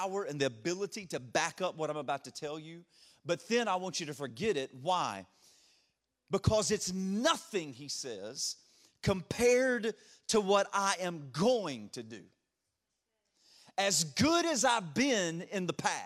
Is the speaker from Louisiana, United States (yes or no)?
yes; Louisiana, United States; accent: a little bit of a draw; moved away as an adult; also born or lived in Detroit area; now in Ashburn, United States; I grew up in Louisiana